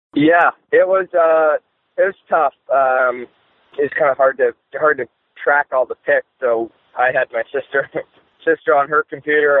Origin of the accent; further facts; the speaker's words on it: Southern California, United States; moved away as an adult; also born or lived in Worcester, Massachusetts / Louisiana; I grew up in Southern California